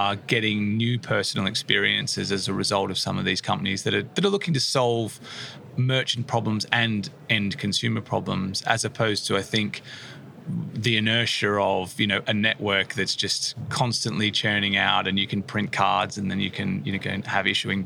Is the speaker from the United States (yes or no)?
no; Australia; moved away as an adult; now in United Kingdom; Originally from Australia, I came to the UK in 2014.